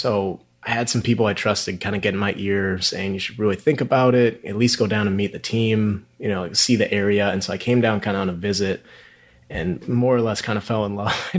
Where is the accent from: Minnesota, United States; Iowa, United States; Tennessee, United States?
Minnesota, United States; Minneapolis; now in Houston, United States; I grew up in Minneapolis, really no background in oil and gas at all